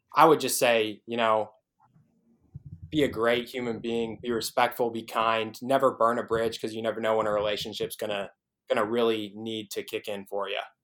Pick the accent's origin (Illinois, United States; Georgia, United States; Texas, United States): Illinois, United States; moved away as an adult; also born or lived in Des Moines, Iowa; now in Iowa City, United States; I grew up in Illinois